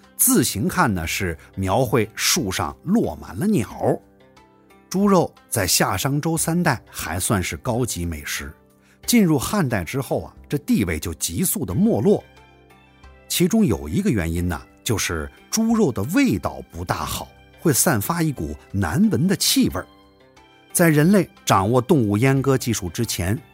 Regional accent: Northwest China, China; 我们西北地区

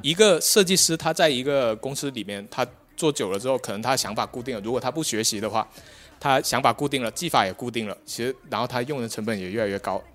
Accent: Guangdong, China; now in Shenzhen, China; 我是广东的

